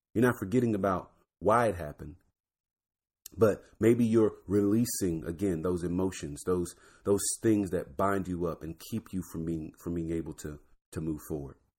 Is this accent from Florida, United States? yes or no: yes; Florida, United States; I'm from Florida, so D W was in my backyard